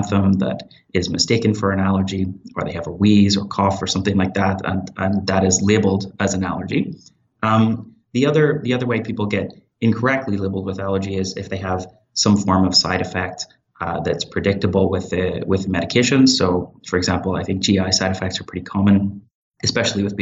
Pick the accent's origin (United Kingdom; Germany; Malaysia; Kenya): United Kingdom; Northern Ireland; moved away as an adult; also born or lived in Belfast, United Kingdom; now in Hamilton, Canada; I'm originally from Northern Ireland. I completed my medical school in Queen's University, Belfast, and worked in the NHS for about 4 years before I started my internal medicine residency at McMaster University in Hamilton.